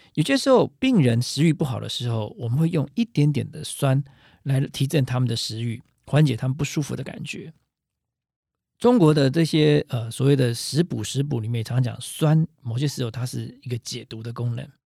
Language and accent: Chinese; Taiwan; 我们台湾人常说啊